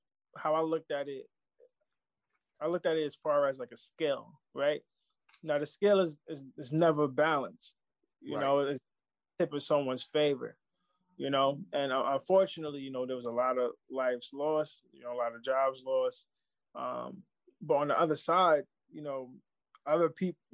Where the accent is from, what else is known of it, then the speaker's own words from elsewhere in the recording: New York City, New York, United States; I'm from Baisley